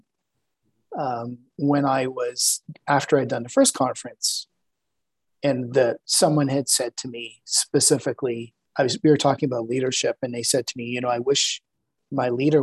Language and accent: English; Montreal, Quebec, Canada; also born or lived in Toronto / Santa Cruz, California / Phoenix; now in Calgary, Canada; I'm originally from Montreal, then moved to Toronto